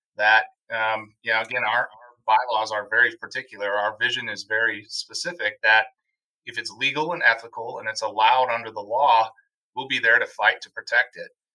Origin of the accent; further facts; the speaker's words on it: Wisconsin, United States; my home state of Wisconsin